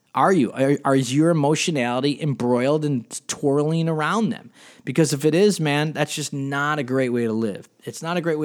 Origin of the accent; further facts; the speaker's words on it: Cleveland, Ohio, United States; We came from Cleveland, Ohio.